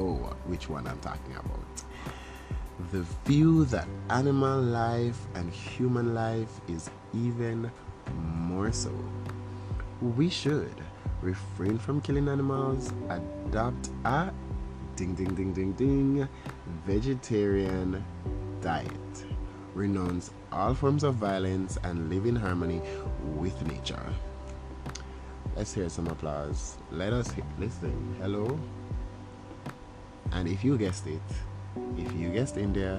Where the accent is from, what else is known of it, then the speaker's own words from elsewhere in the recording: Jamaica; I'm Jamaican